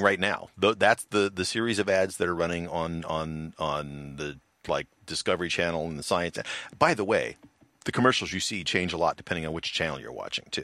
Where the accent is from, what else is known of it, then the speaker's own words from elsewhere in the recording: United States; I'm from the United States of America